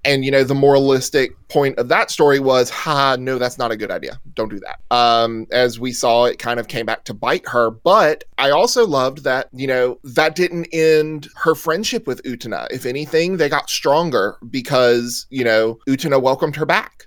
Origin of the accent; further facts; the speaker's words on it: the South, United States; accent: southern; moved away; I'm from the South, so you know there's a certain southernness um, to the way we were raised, and the uh, you know our our accents